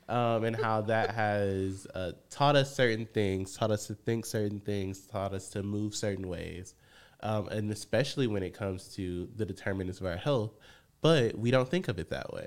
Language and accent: English; Benton Harbor, Michigan, United States; moved away as an adult; now in Chicago, United States; I'm born and raised in Benton Harbor, Michigan.